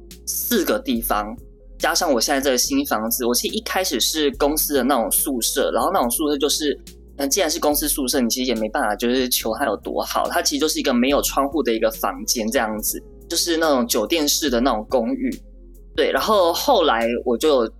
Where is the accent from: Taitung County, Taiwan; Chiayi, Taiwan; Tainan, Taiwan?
Tainan, Taiwan; moved away as an adult; also born or lived in Taipei; now in Shanghai, China; 我是台南人，然后我应该是二十岁，就是可能毕业，然后当完兵之后，我就在台北就是租屋生活，